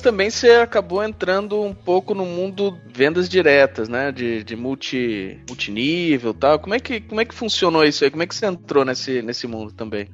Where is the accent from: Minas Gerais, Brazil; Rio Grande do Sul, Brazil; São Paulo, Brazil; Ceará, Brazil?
Minas Gerais, Brazil; Pouso Alegre; Pouso Alegre, Minas Gerais, minha terra aqui